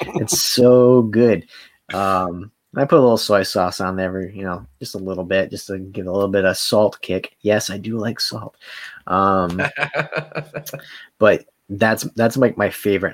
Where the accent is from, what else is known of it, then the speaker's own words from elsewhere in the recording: Rhode Island, United States; moved away; there's nothing to do in Rhode Island